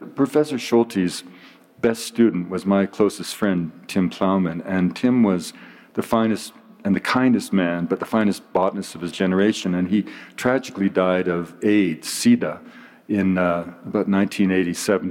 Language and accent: English; British Columbia, Canada; I'm from British Columbia